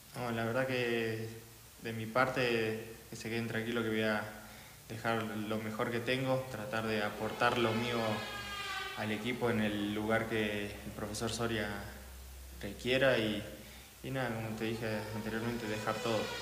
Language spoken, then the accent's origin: Spanish; Jujuy, Argentina; moved away as an adult; now in Bolivia; vengo de la provincia de Jujuy, Argentina.